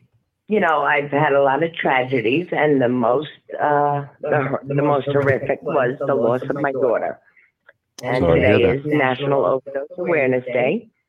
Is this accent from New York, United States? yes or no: yes; Long Island, Nassau County, New York, United States; now in Florida, United States; I'm from Long Island. Long Island, Nassau County, but I now live in Florida.